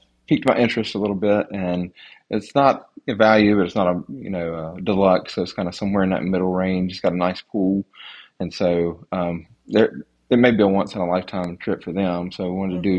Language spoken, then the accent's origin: English; North Carolina, United States; I'm from North Carolina